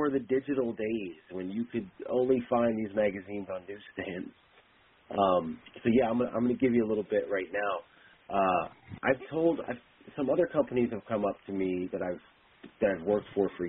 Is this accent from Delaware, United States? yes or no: yes; Delaware, United States; I grew up in Delaware